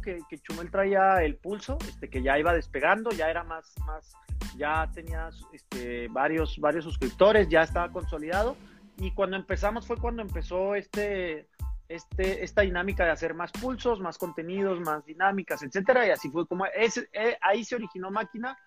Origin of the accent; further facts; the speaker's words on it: Chihuahua, Mexico; somos los dos de Chihuahua, estábamos en el campestre, somos amigos